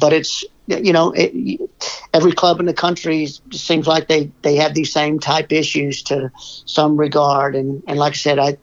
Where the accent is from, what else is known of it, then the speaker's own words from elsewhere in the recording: Irving, Texas, United States; now in Pittsburgh, United States; I'm originally from Irving, Texas.